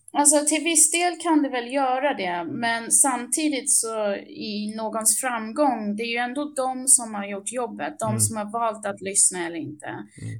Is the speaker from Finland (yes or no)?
no; England, United Kingdom; also born or lived in Upplands Väsby, Sweden; now in Sweden; Jag är uppvuxen i England